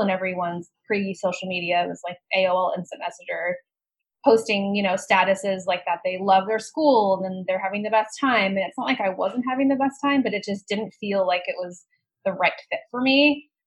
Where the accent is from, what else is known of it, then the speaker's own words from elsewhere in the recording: Colorado, United States; I grew up in Colorado